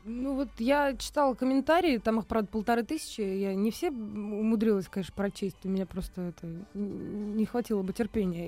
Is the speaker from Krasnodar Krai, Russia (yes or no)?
no; Michurinsky District, Tambov Oblast, Russia; born or raised there; also born or lived in Priozersk, Leningrad Oblast; now in Moscow, Russia